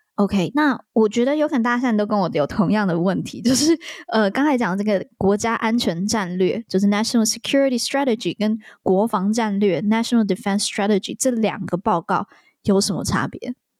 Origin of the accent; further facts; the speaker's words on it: Taiwan; 我是台湾人